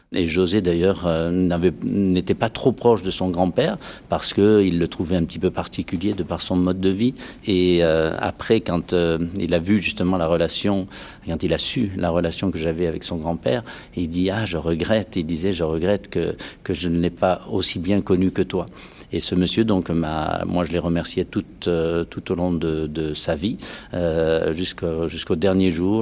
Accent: Dordogne, Nouvelle-Aquitaine, France; je suis originaire de la Dordogne

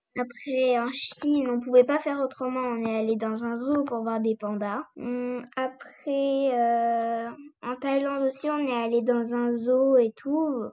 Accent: France; also born or lived in Corsica; la France, notre pays

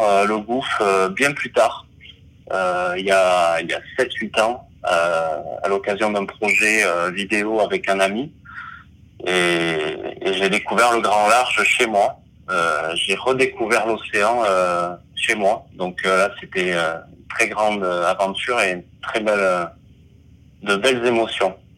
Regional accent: Basque Country, Nouvelle-Aquitaine, France; je suis né au Pays Basque donc proche de l'océan

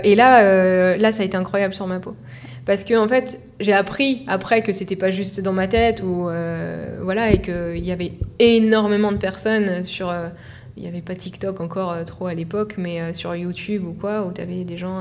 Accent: Normandy, France; je suis de Normandie

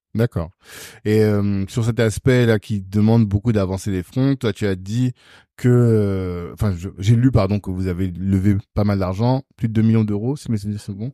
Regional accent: Guadeloupe; Un entrepreneur guadeloupéen.

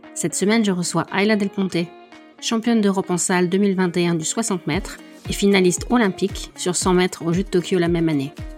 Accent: France; en tant que française

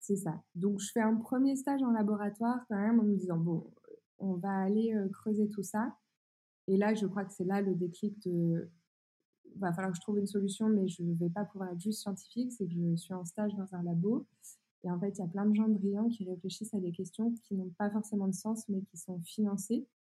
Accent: Burgundy, Bourgogne-Franche-Comté, France; now in northern France; moi je viens d'un petit village euh, de 1000 habitants euh, au fin fond de la Bourgogne

